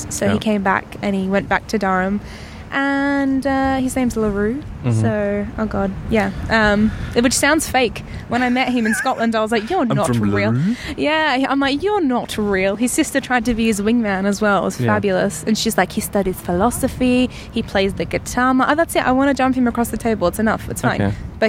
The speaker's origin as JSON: {"language": "English", "town": "Perth", "region": "Western Australia", "country": "Australia", "tie": "born or raised there", "also_born_or_lived": "Melbourne", "said": "Yes. Well, no, I was born in Melbourne, and then I moved to Perth when I was about 8, and yeah."}